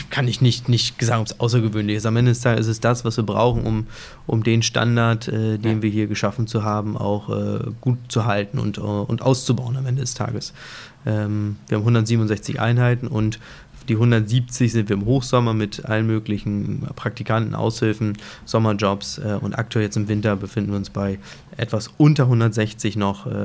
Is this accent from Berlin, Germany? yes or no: no; Hamburg, Germany; früher hätte ich immer Festland, wie gesagt, ich bin Hamburger Jung